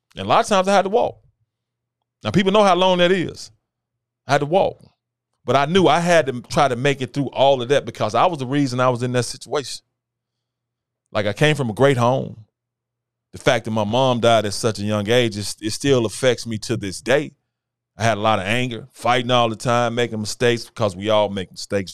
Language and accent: English; Memphis, Tennessee, United States; born and raised in Memphis, Tennessee